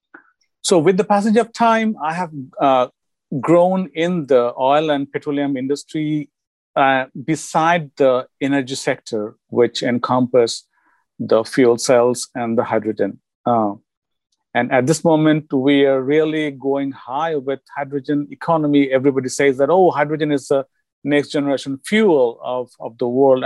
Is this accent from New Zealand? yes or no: no; India; moved away as an adult; now in United States; am from India. I have done my bachelor's in India in chemical engineering. And I came here in USA with my whole family in 1998.